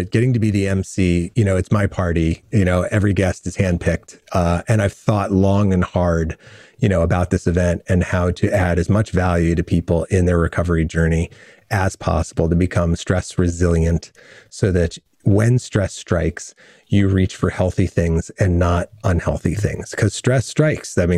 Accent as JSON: {"language": "English", "town": "New Rochelle", "region": "New York", "country": "United States", "tie": "born there", "said": "My family's from Brooklyn. All my siblings are born in Brooklyn. I was born in New Rochelle and then we moved, you know, out into the country."}